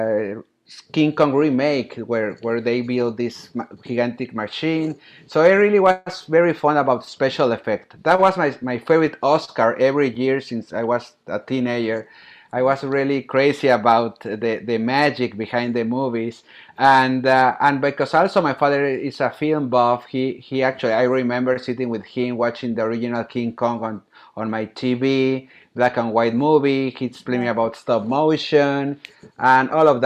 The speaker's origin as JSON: {"language": "English", "town": "Monterrey", "region": "Nuevo León", "country": "Mexico", "tie": "born or raised there", "also_born_or_lived": "Philadelphia, United States / Mexico City, Mexico", "moved": "as an adult", "said": "Monterrey, my hometown"}